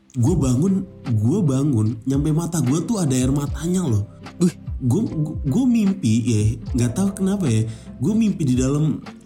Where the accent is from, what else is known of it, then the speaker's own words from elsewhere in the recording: Indonesia; kita orang Indonesia